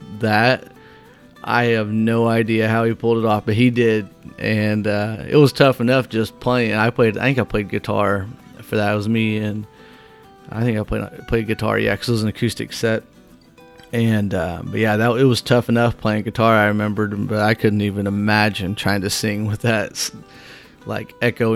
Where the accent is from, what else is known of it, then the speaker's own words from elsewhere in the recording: Whitehall, United States; also born or lived in Ottawa, Illinois; So I moved back to Whitehall from Ottawa